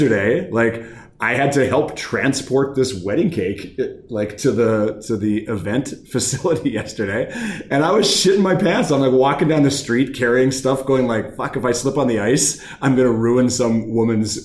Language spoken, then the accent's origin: English; Thompson, Manitoba, Canada; born or raised there; moved away